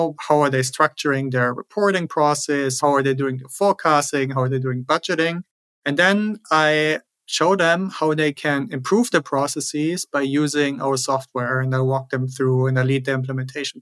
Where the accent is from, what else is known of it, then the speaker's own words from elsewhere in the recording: Germany; moved away as an adult; also born or lived in Switzerland / New York City; now in United States; Originally, I'm from Germany. That's where I grew up.